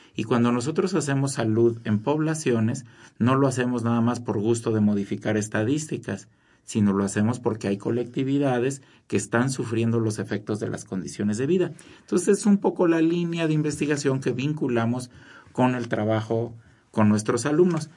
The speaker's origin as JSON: {"language": "Spanish", "country": "Mexico"}